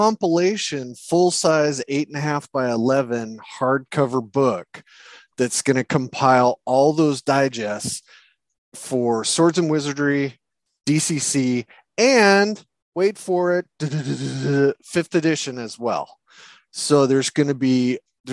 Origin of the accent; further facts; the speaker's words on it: United States; I'm an American